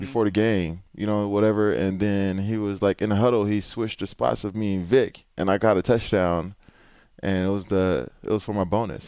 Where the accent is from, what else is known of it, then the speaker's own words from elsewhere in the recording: Houston, Texas, United States; I'm from Houston